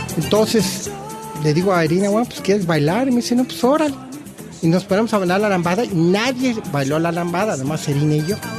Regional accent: Mexico; moved away as an adult; now in Australia; tengo toda mi familia en México y tengo todos mis raíces en México

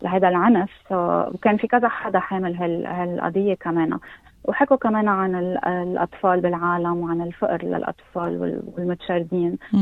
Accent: Lebanon; now in Australia; أني من لبنان

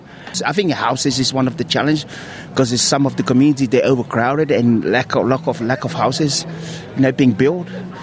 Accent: Samoa; now in Australia; when I grew up in Samoa

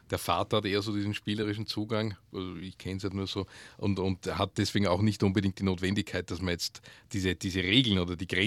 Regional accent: Upper Austria, Austria; ursprünglich bin ich, auch, bin ich aus Oberösterreich. Äh, Oberösterreich ist eine sehr, ja, sehr sprachlose Gegend eigentlich.

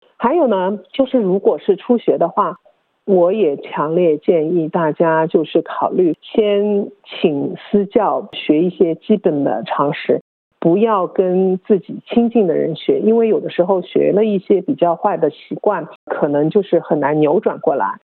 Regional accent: Melbourne, Victoria, Australia; 因为我是墨尔本人

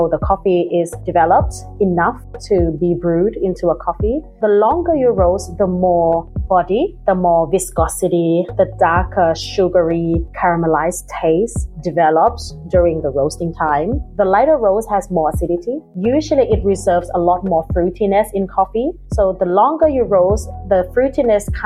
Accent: Thailand; now in Sydney, Australia; I'm originally from Thailand. We actually been drinking sweet iced coffee with condensed milk since a young age.

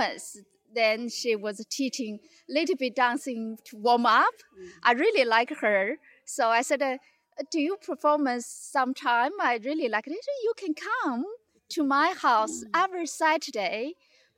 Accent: Harbin, Heilongjiang, China; English is a second language; moved away as an adult; now in Bendigo, Australia; I'm from China. North of China, they call Ice City.

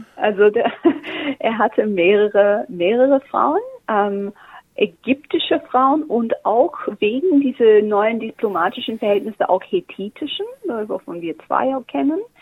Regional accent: Australia; German is a second language; moved away as an adult; also born or lived in Germany; ich bin Australierin

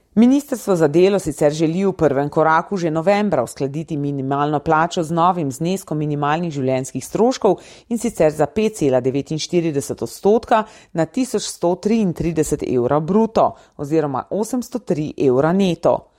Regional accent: Slovenia; Slovenci smo

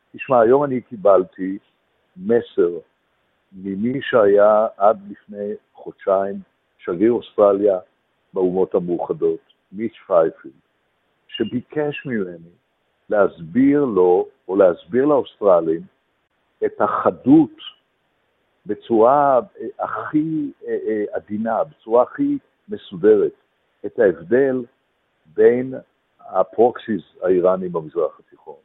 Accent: Israel; now in Melbourne, Australia; אנחנו אה, ישראלים שחיים מעבר לים, מלווים את ישראל כחלק מהחברה שלה

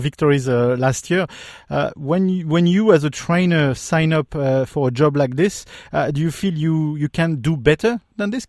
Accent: France; accent: French; English is a second language; you've recognized my French accent

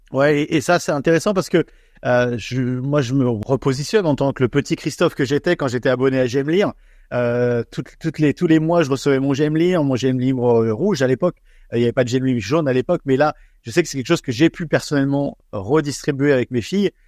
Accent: France; now in Australia

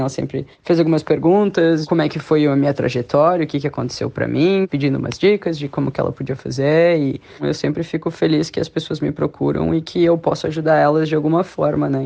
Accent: Brazil; now in Sydney, Australia; a gente é brasileiro

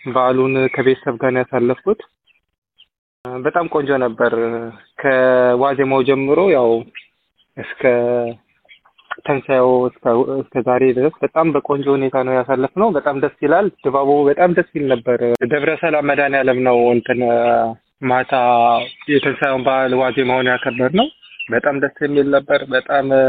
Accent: Ethiopia; now in Melbourne, Australia; እንደ ኢትዮጵያዊ ባህላችን

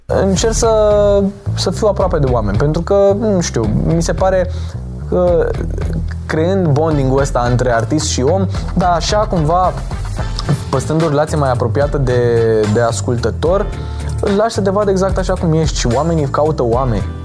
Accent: Bucharest, Romania; am 18 uh, ani, sunt din București

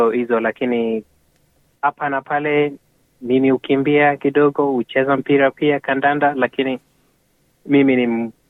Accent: Kenya; nimekuwa nikivaa jezi langu la Kenya, na kwa sababu niko very proud of what they have done, na kwa hivyo sasa ina like hata hapa hapa sasa, ukiambia mtu mi natoka Kenya

